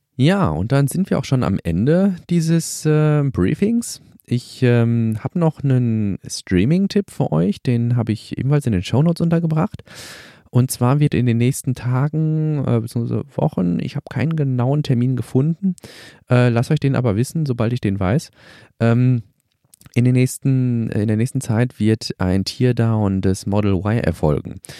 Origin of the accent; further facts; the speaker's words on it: Germany; bei uns in Deutschland